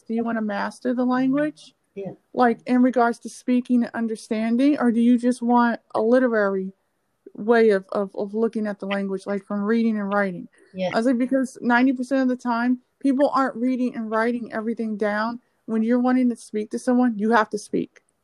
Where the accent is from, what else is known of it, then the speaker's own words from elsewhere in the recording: United States; we're African American